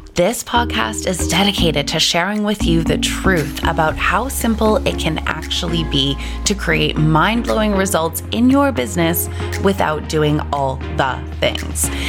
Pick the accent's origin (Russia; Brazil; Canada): Canada; now in Australia; I'm originally from Canada. I live in Australia, and so all of my family is overseas